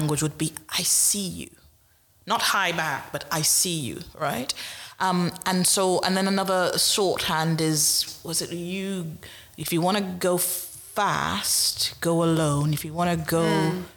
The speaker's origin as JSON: {"language": "English", "country": "Trinidad & Tobago", "moved": "yes", "lives_now": "Nottingham, United Kingdom", "said": "I'm in Nottingham. I live in the United Kingdom. I'm the descendant of a slave because I'm originally from Trinidad."}